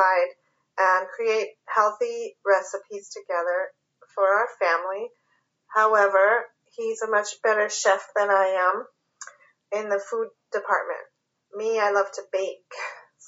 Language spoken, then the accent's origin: English; California, United States; also born or lived in New York; now in Pennsylvania, United States; I was born and raised in California